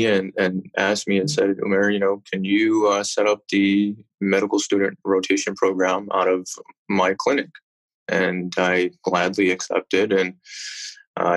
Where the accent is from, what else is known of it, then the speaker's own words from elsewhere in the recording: Chicago, Illinois, United States; also born or lived in West Indies; I was born and raised originally in Chicago